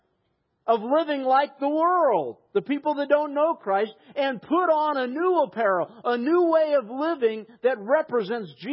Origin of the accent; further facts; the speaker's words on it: United States; I'm an American